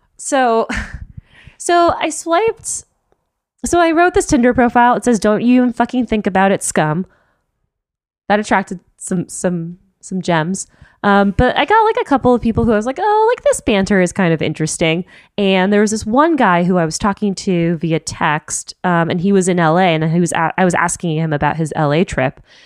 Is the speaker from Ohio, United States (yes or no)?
no; Miami, Florida, United States; also born or lived in Chicago / New York; now in San Francisco Bay Area, United States; I'm from Miami originally. I lived in Chicago, that's where I went to school